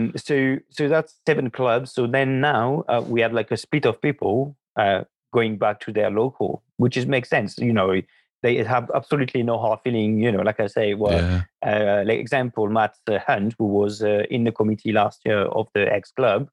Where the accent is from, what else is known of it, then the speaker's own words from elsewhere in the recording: France; moved away as an adult; now in United Kingdom; I grew up in France.